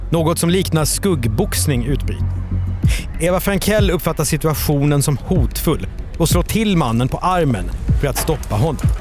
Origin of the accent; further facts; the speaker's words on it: Stockholm, Stockholm County, Sweden; now in Grillby, Sweden; Jag var från Stockholm ursprungligen och sen så bodde jag på landet och så kom jag till en liten, liten by utanför Grillby.